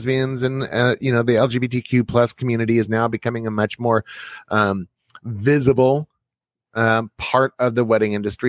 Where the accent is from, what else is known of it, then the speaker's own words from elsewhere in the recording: Texas, United States; I'm from Texas